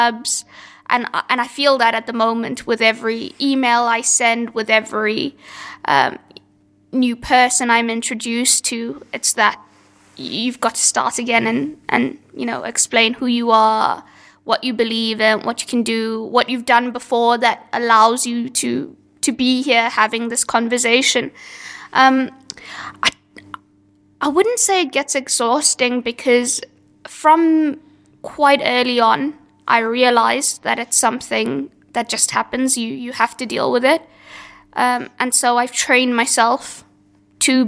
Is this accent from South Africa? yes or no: yes; South Africa; now in United Kingdom; I'm from South Africa, where that media landscape was exactly the same.